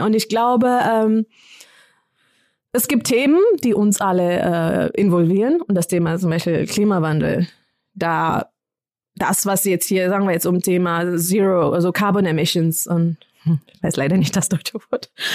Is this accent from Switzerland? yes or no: no; Kenya; moved away; ich komme aus Kenia, ich kenne die Sprachen.